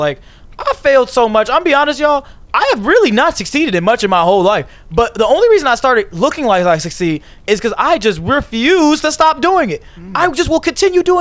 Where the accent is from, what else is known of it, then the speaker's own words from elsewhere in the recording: Chicago suburbs, near Blue Island, Illinois, United States; I'm from Chicago suburbs, a little town called Cree. But we could just say it's like near Blue Island, around that area.